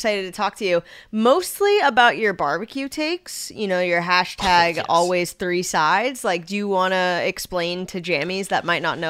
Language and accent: English; New England, United States; moved away; I'm originally from the New England area.